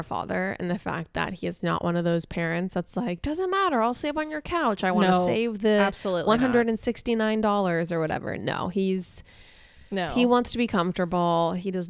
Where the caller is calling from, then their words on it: Rincon, Puerto Rico; I'm calling you from Rincon, Puerto Rico.